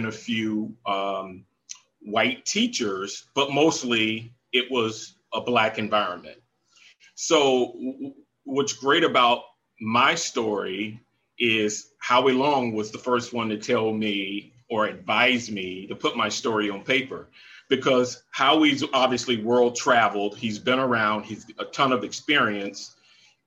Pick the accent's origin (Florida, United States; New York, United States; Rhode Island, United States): Florida, United States; Jacksonville; moved away as an adult; I grew up in Jacksonville, Florida